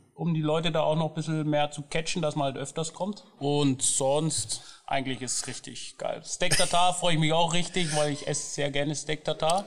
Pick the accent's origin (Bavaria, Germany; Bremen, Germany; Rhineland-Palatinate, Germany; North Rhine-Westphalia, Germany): Bavaria, Germany; Nuremberg; ich komme ursprünglich auch aus Nürnberg